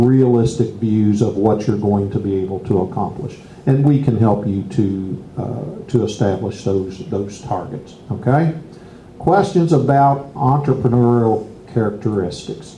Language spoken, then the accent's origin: English; Bardstown, Kentucky, United States; I'm from Bardstown